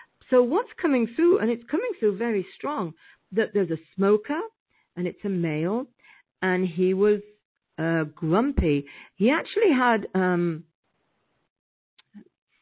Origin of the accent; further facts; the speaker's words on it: United Kingdom; I'm British, so we have different meanings for different things.